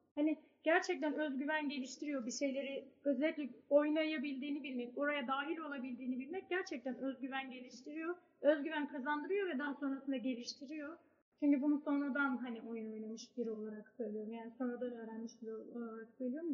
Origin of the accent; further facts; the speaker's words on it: Ordu, Turkey; ben Orduluyum, Karadeniz'deyim.